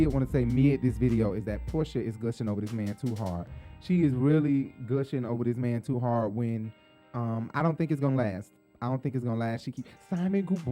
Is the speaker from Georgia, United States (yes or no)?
yes; Decatur, Georgia, United States; I'm from Decatur.